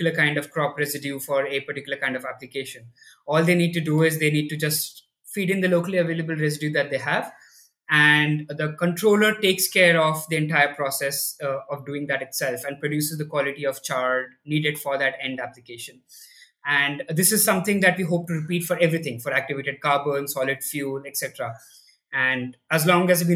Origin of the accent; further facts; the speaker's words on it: Delhi, India; I grew up in Delhi, in India, and I did my schooling here